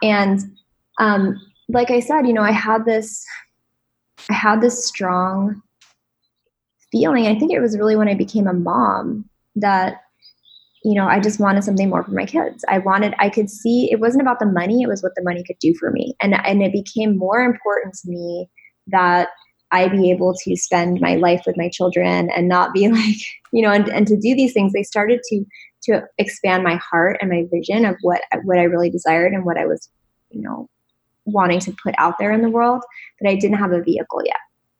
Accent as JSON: {"language": "English", "region": "East Coast", "country": "United States", "tie": "born or raised there", "said": "I grew up on the East Coast where it was like very, just a different kind of like"}